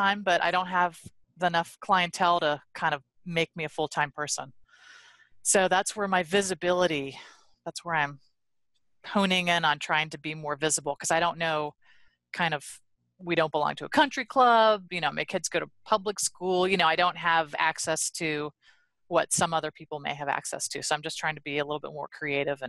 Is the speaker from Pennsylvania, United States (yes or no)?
yes; Pittsburgh, Pennsylvania, United States; moved away as an adult; also born or lived in Washington; I'm from Pittsburgh, so I moved home